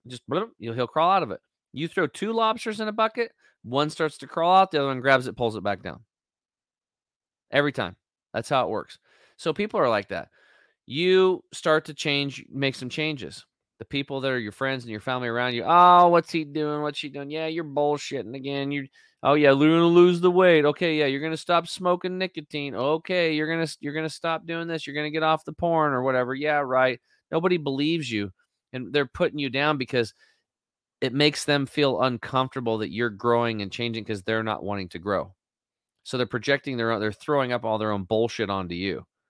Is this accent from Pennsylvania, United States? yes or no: no; Eastern Oregon, United States; I'm a redneck from Eastern Oregon